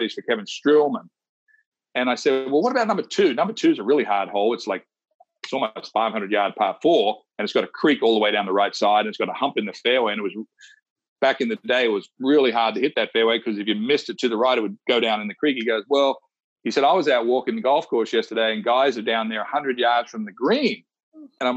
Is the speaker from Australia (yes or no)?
yes; Wagga Wagga, New South Wales, Australia; moved away; I'm from Wagga Wagga. We grew up playing high school golf together